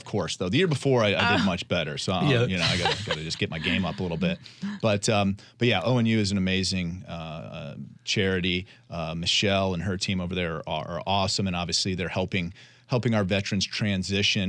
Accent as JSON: {"language": "English", "region": "Florida", "country": "United States", "tie": "born or raised there", "also_born_or_lived": "Tampa, Florida", "lives_now": "Jacksonville, United States", "said": "Being a Florida native, I've always been around the water, and even when we moved from Tampa up here to Jacksonville"}